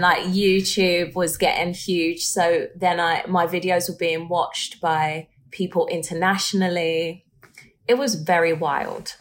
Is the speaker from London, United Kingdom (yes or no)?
yes; London, United Kingdom; I grew up in London